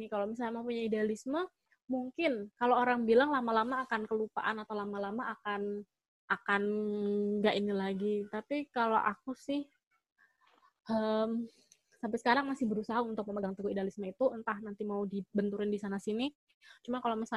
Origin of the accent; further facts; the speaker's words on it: Surakarta, Central Java, Indonesia; now in Jakarta, Indonesia; Aku dari Solo tapi aku yeah